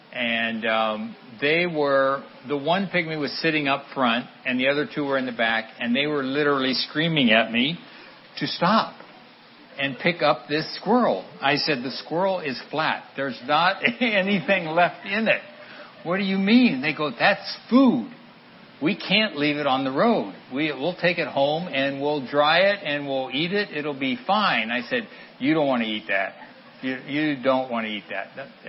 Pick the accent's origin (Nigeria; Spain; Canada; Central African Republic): Central African Republic; moved away as an adult; And I grew up in the Central African Republic. I went over there when I was 3 years old, before independence of the Central African Republic.